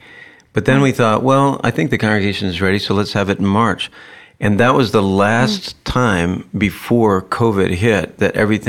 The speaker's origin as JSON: {"language": "English", "town": "Madison", "region": "Wisconsin", "country": "United States", "said": "\"You know, I'm from Madison, Wisconsin.\""}